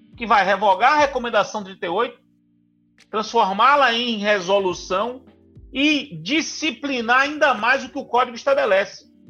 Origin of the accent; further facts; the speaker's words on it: Brazil; nós brasileiros